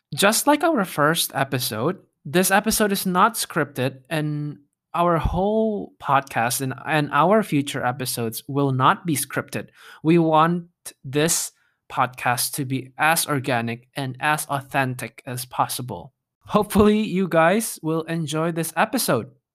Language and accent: English; Jakarta, Indonesia; moved away as an adult; now in United States; I grew up in Jakarta in Indonesia